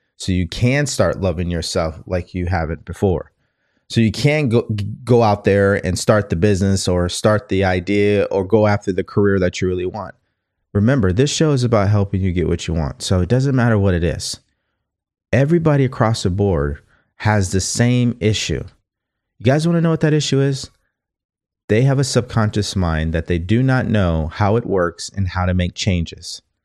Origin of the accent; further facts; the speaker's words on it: California, United States; also born or lived in Texas; I was from California